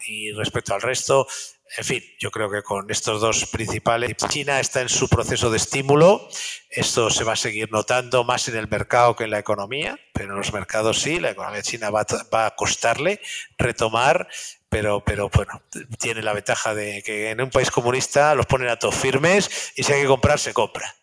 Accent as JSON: {"language": "Spanish", "country": "Spain", "said": "me gusta como español decirlo"}